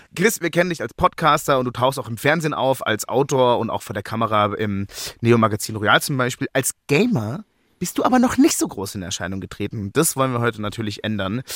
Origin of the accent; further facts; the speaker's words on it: Germany; als Deutscher